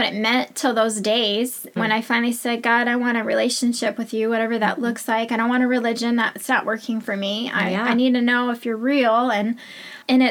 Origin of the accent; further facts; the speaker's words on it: Michigan, United States; moved away; I am originally from Michigan.